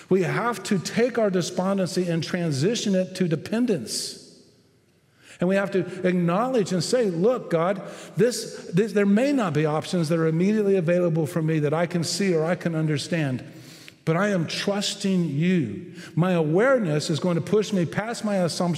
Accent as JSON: {"language": "English", "region": "Texas", "country": "United States", "said": "I'm a Texan"}